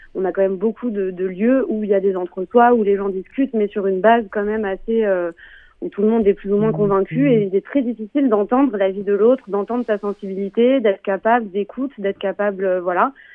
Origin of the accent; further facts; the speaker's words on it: France; chez nous en France